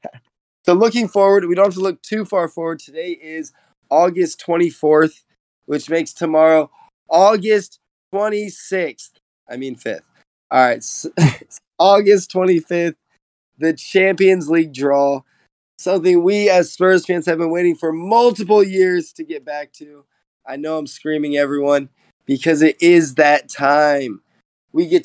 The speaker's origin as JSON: {"language": "English", "country": "United States", "said": "as an American."}